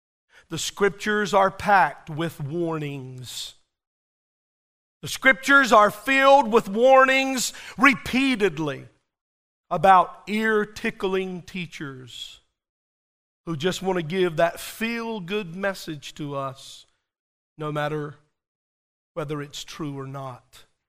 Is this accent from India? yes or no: no; Whitley, United States; I kept telling him I was from Whitley, and he didn't know where that was.